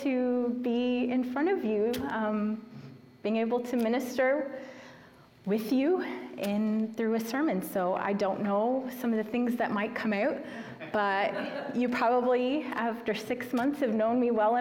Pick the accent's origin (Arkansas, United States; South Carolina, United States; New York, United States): South Carolina, United States; Swansea; moved away as an adult; now in Texas, United States; I grew up in the thriving metropolis of Swansea, South Carolina